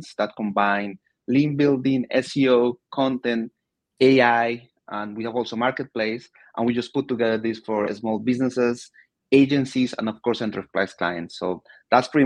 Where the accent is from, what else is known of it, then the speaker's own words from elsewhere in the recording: Colombia; moved away as an adult; also born or lived in United Kingdom; now in United States; I was born and raised in Colombia 40 years ago.